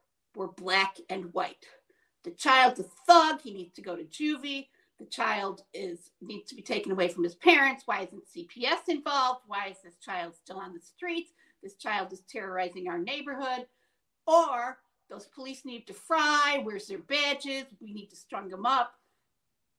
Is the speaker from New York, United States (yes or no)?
yes; Syracuse, New York, United States; This is my backyard. This is my hometown. This is where I live.